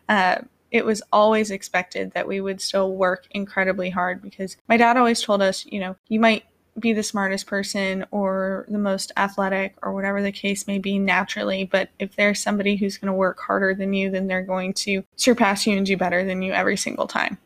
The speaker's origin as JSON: {"language": "English", "region": "Vermont", "country": "United States", "tie": "born or raised there", "moved": "yes", "said": "I grew up in Vermont"}